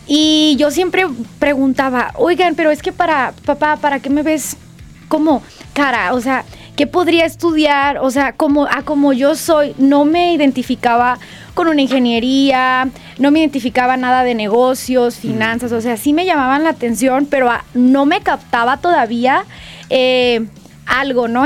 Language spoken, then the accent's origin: Spanish; Guadalajara, Jalisco, Mexico; yo soy de Guadalajara, me encanta mi ciudad